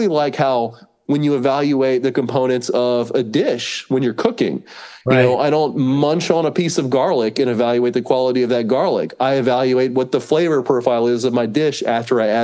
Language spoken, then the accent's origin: English; North Carolina, United States; moved away as an adult; now in Austin, United States; I was born and raised in North Carolina